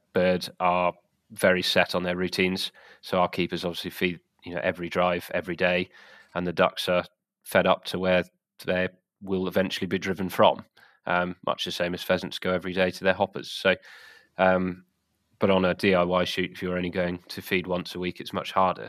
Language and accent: English; the South of England, United Kingdom; moved away; also born or lived in Wales; I'm from the South originally